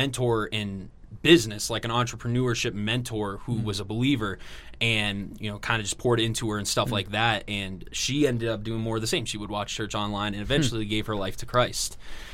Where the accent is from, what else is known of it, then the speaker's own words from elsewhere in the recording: Massachusetts, United States; now in Greenville, United States; I grew up in Massachusetts